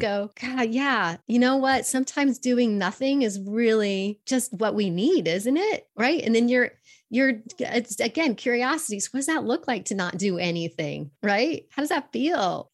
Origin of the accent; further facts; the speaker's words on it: Fort Collins, Colorado, United States; I grew up actually in Fort Collins, Colorado